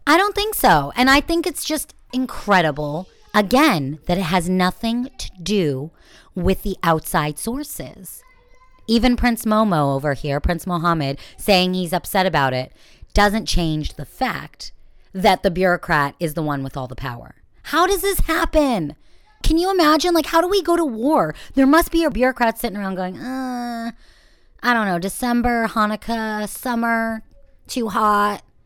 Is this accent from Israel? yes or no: yes; Israel; I'm still Jewish and, and Israeli